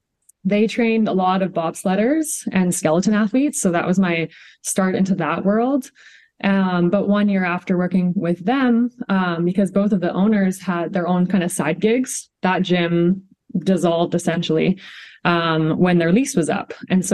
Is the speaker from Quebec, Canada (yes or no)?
no; Kelowna, British Columbia, Canada; moved away as an adult; now in Calgary, Canada; So like my story starts in BC. I'm from Kelowna, BC. Grew up there playing every single sport.